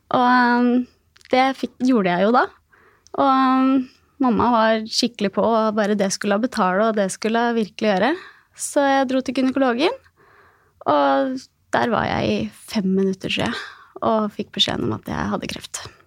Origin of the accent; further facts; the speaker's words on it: Gjøvik, Innlandet, Norway; jeg kommer fra Gjøvik